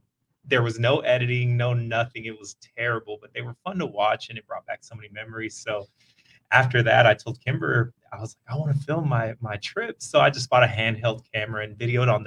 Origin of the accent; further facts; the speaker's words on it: Mason, Texas, United States; now in Kerrville, United States; I grew up in Mason